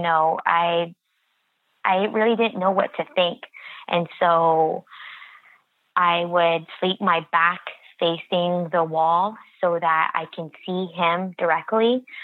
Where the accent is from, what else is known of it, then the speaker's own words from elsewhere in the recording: United States; I am Native American and I grew up on the reservation all my life